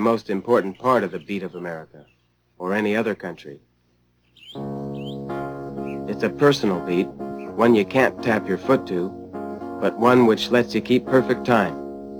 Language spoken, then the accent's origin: English; California, United States; I grew up in California and still have my home here.